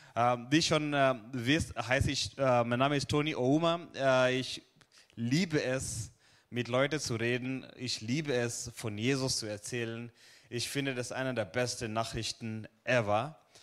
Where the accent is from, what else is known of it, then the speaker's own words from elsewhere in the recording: Kenya; also born or lived in Hohenlohe, Germany; now in Germany; ich komme aus, äh, aus Kenia, aber momentan leb und wohn, arbeite ich in Süddeutschland